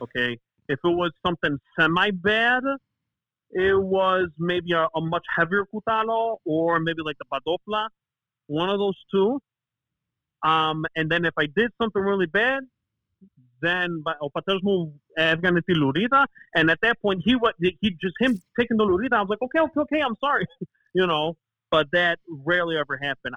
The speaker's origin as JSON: {"language": "English", "town": "Chicago", "region": "Illinois", "country": "United States", "tie": "born or raised there", "first_language": "Greek", "second_language": "English", "said": "growing up in Chicago in the '90s as a Bulls fan"}